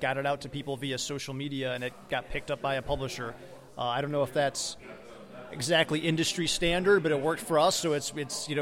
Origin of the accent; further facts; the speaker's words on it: Round Lake Beach, Illinois, United States; We're from Round Lake Beach, so we're about 40 minutes north of here